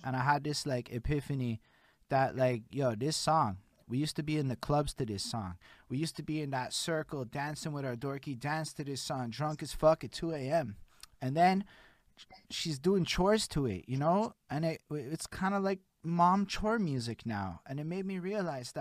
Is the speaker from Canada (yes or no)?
yes; Montreal, Quebec, Canada; I'm born and raised in Montreal, Quebec